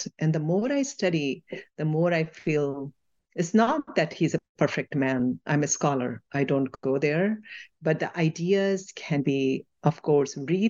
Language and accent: English; India; I had mixed stories from the world when I was growing up in India.